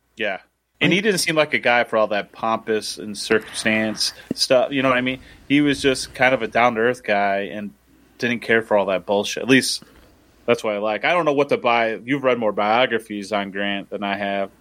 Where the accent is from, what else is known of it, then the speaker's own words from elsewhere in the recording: Midwest, United States; I'm a Midwesterner